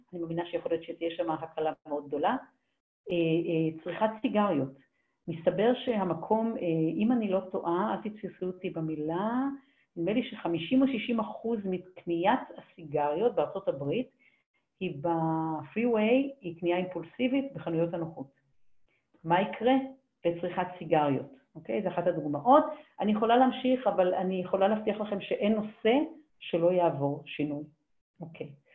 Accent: Haifa, Haifa District, Israel; moved away; אני חיפאית במקור, אני מאוד אשמח לגור בחיפה חזרה, עיר מולדתי

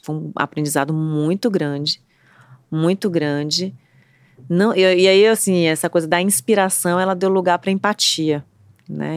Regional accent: Bahia, Brazil; somos baianos, né, Trancoso, na Bahia

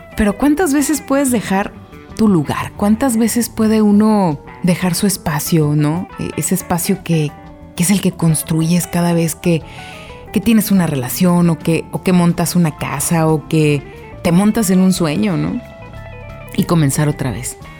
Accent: Guadalajara, Jalisco, Mexico; moved away as an adult; also born or lived in Mexico City; como tapatía, como alguien de Guadalajara que estudió con las siervas de Jesús sacramentado

